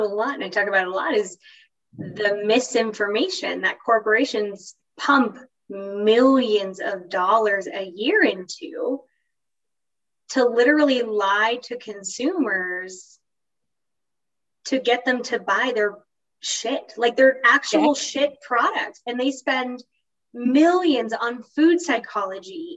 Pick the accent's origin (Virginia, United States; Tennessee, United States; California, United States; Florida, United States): Florida, United States; moved away as an adult; I grew up in Florida.